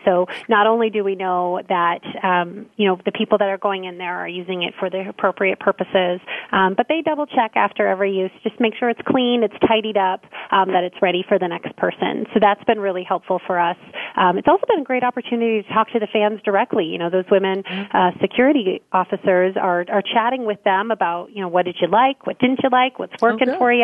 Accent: Minnesota, United States; I grew up here in Minnesota

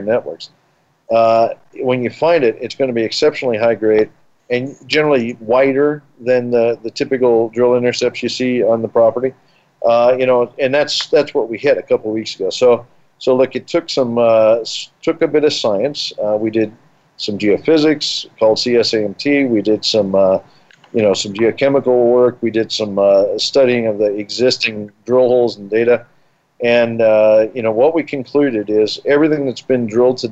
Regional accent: Colorado, United States; I grew up here in Colorado.

